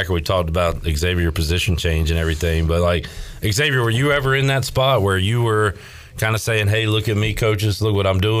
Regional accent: Houston, Texas, United States; So I'm from Houston.

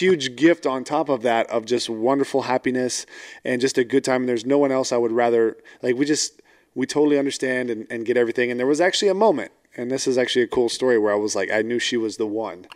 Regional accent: Fort Worth, Texas, United States; now in Houston, United States; I was born in Fort Worth, but I live in Houston.

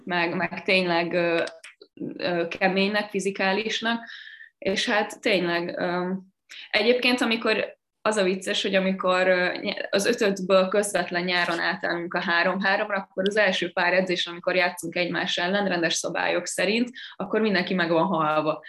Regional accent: Sopron, Győr-Moson-Sopron, Hungary

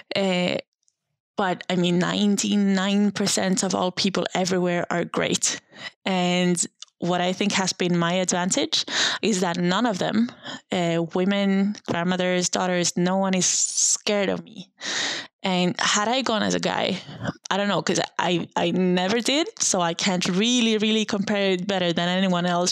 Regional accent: Sundsvall, Västernorrland County, Sweden; I was 23 years old when I when I left my hometown. Uh, it's called Sundsvall. It's just a random town in a random place

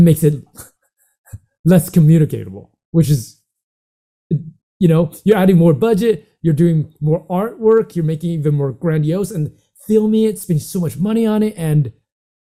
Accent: Santa Monica, California, United States; moved away; also born or lived in Asia; I grew up in America, Santa Monica, but I also lived in Asia and worked in Asia for quite some time

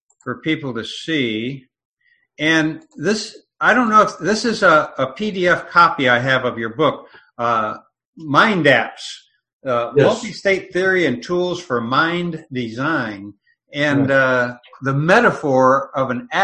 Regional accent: Midwest, United States; being a Midwesterner myself

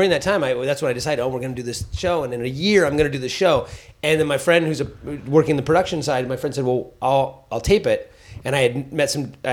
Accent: San Francisco, California, United States; I only did a small handful of sets growing up in San Francisco.

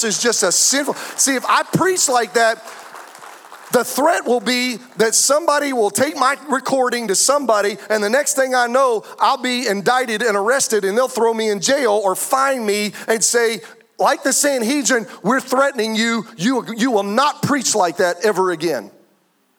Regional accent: United States; I'm an American

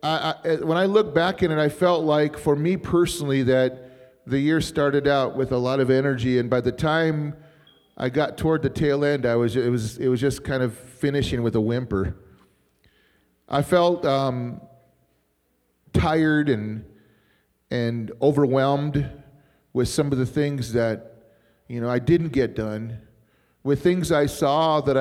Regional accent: Arizona, United States; also born or lived in Bismarck, North Dakota; I'm from Arizona.

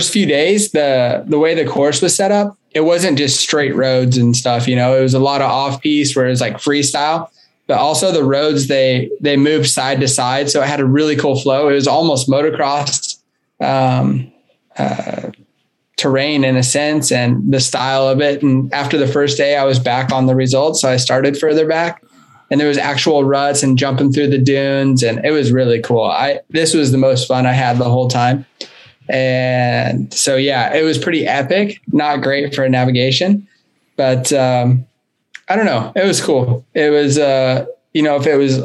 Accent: United States; as an American

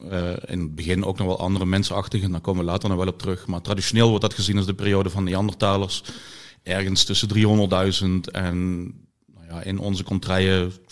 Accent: Limburg, Netherlands; ik ben afkomstig uit Zuid-Limburg. Eh, uit de omgeving van Maastricht, eh, waar vroege prehistorie ja, niet bij iedereen leeft.

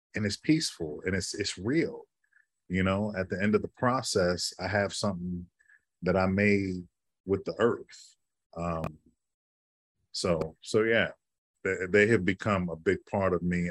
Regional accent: Chicago, Illinois, United States; now in New York City, United States; I grew up in Chicago

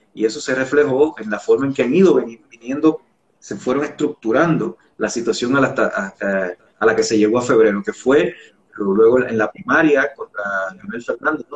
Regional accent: San Juan, Puerto Rico; also born or lived in San Francisco de Macorís, Dominican Republic; now in Ecuador; Me crié en Barrio Obrero, imagínate, que es un barrio

